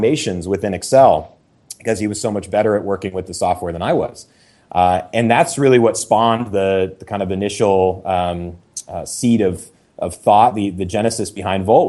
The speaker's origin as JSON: {"language": "English", "town": "Seattle", "region": "Washington", "country": "United States", "tie": "born or raised there", "also_born_or_lived": "Maine", "said": "my hometown of Seattle"}